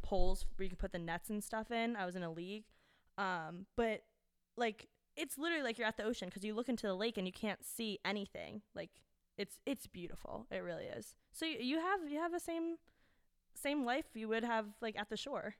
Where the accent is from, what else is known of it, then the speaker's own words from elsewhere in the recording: New Jersey, United States; also born or lived in North Carolina; coming from Jersey